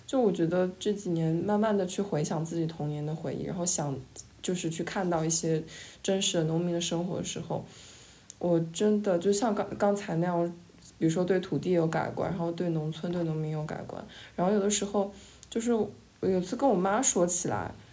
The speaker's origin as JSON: {"language": "Chinese", "region": "Jiangxi", "country": "China", "also_born_or_lived": "Shanghai", "said": "好像我是从江西来的，但是我也不太认同那个身份。我好像更认同东北人这个身份，但是我其实，但我其实也没有在东北过过很长时间，只是那个文化对我来说更有认同感。然后，但是我生活最长的也是上海。"}